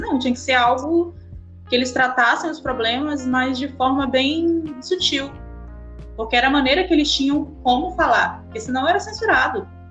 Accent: Pará, Brazil; eu sou do Pará

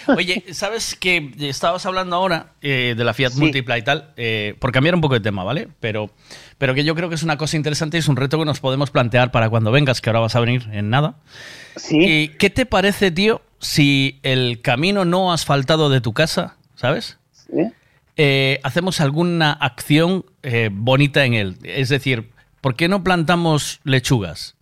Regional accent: Galicia, Spain; somos gallegos

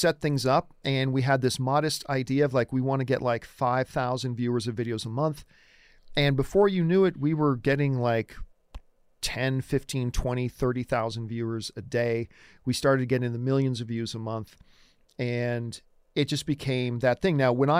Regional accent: Canada; I'm Canadian

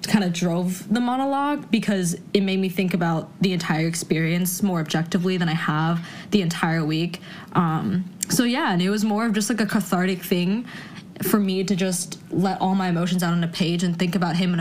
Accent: New York City, New York, United States; I was raised in New York City and, like, Brooklyn in particular

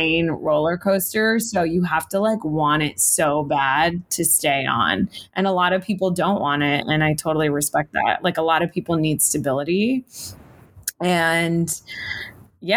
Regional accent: South Florida, United States; now in Los Angeles, United States; I'm from South Florida.

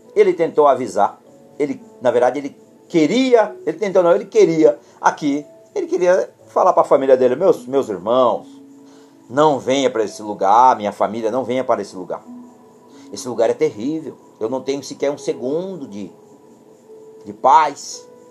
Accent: Brazil; nós somos brasileiros

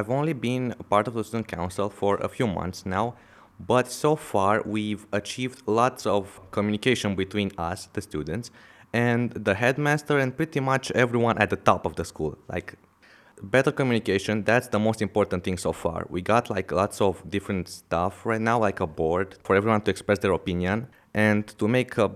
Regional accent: Romania; from Romania.

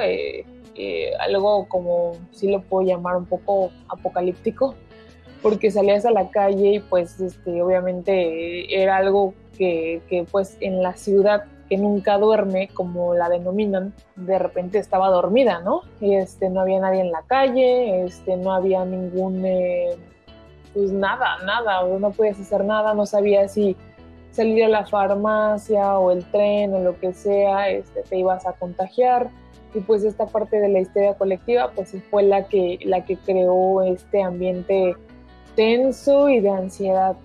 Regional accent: Mexico; now in New York, United States; en donde vivo hoy y pues de donde soy que es México

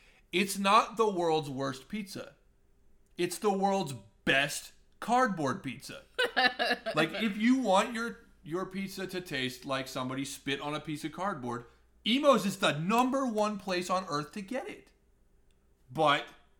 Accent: Colombia; Because I'm from Colombia, lived in Colombia

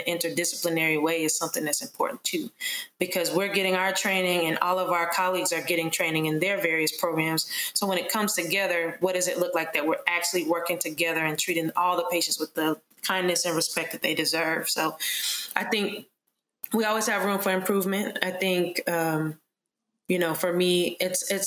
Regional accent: Charlotte, North Carolina, United States; growing up in Charlotte, North Carolina, my parents were very supportive of me wanting to be a physician.

